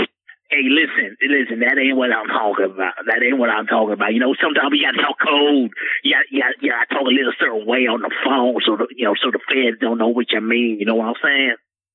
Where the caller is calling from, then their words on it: Portland, Oregon, United States; It's about 5:03, player, because I'm calling from Portland.